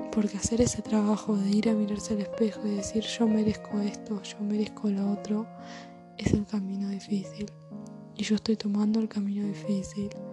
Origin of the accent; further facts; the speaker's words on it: Buenos Aires, Argentina; nací en Buenos Aires, que vivo en Argentina